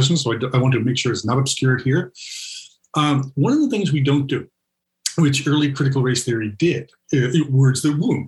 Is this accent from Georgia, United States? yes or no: no; New York City, New York, United States; I grew up in New York City public schools.